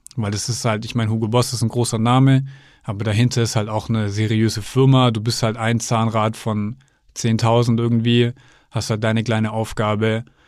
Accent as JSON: {"language": "German", "area": "near Stuttgart", "region": "Baden-Württemberg", "country": "Germany", "said": "Ich komme ja aus der Nähe von Stuttgart"}